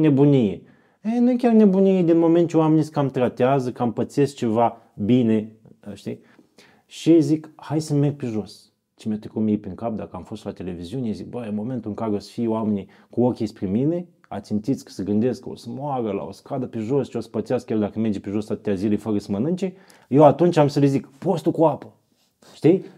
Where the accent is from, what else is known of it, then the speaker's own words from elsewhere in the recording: Iași, Iași County, Romania; sunt din Iași, am 40 de ani